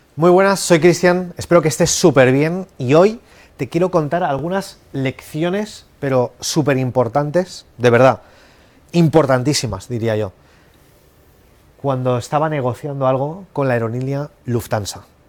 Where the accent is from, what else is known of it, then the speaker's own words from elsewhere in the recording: Spain; yo soy de España